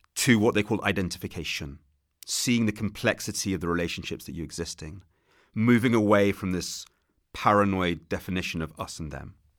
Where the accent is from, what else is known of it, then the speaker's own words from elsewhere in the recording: England, United Kingdom; that's how we're taught it in England